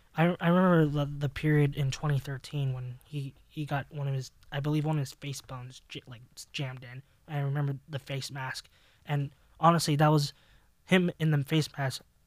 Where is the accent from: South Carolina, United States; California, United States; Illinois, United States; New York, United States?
California, United States; Los Angeles; Growing up in Los Angeles